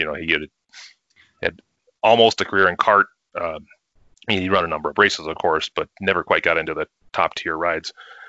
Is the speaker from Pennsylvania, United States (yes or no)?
no; Illinois, United States; now in Denver, United States; I'm lucky that I live in Colorado. So, you know, I'm originally from Illinois, but I live in the Denver area.